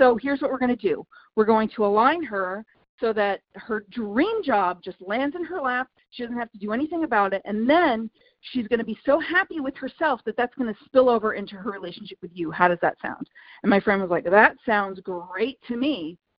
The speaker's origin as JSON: {"language": "English", "country": "India", "said": "So I'm very familiar with your work because I'm from India."}